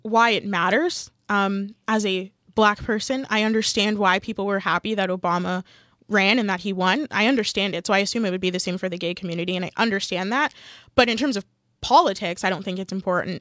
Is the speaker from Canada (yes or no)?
yes; Canada; I am also Canadian and I don't have dual citizenship